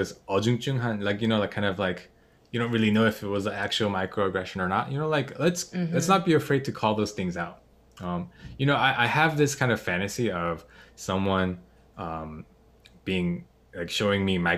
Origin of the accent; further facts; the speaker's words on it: United States; also born or lived in South Korea; So pretty much just grew up in America.